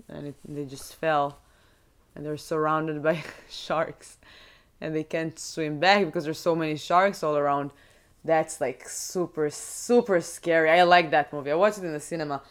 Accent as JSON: {"language": "English", "country": "Israel", "tie": "born or raised there", "moved": "yes", "said": "when you're growing in Israel, growing up in Israel"}